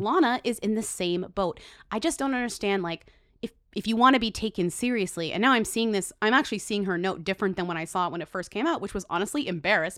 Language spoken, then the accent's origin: English; Massachusetts, United States; I come from Massachusetts